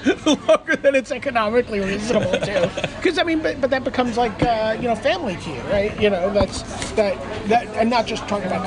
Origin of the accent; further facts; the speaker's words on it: New York City, New York, United States; Because I grew up in Brooklyn, not here